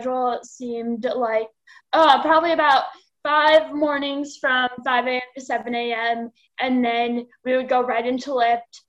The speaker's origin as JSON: {"language": "English", "town": "Chicago", "region": "Illinois", "country": "United States", "tie": "born or raised there", "said": "So I was born and raised in Chicago."}